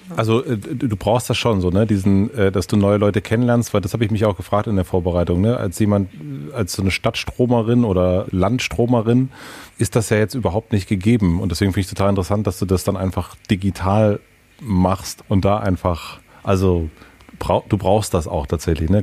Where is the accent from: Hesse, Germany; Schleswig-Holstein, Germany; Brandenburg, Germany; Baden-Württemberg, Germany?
Brandenburg, Germany; southern; ich bin in Süden Brandenburgs aufgewachsen